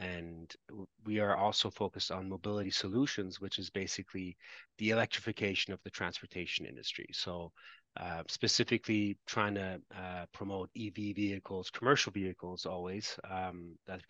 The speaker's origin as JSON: {"language": "English", "country": "Canada", "said": "I'm Canadian, so I've worked in Canadian companies"}